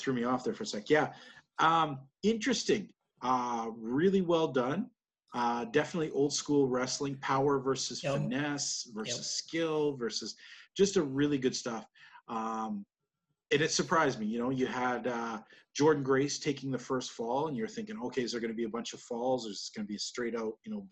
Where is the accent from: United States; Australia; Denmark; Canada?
Canada; as a Canadian